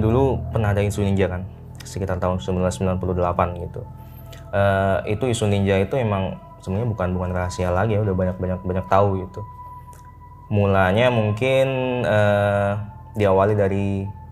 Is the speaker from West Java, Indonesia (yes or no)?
no; Situbondo, East Java, Indonesia; di daerah saya nih di Situbondo